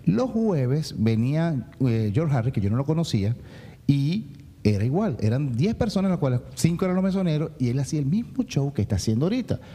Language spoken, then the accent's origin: Spanish; Venezuela; moved away as an adult; somos muy venezolanos en, el fondo